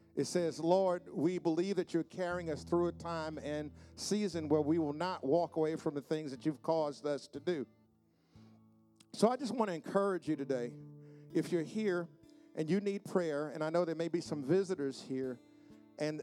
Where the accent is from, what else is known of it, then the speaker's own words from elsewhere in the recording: New York City, New York, United States; also born or lived in South Bronx, New York / Queens, New York; growing up where I grew up, that something like that would not happen. And I remember we moved from the South Bronx to Queens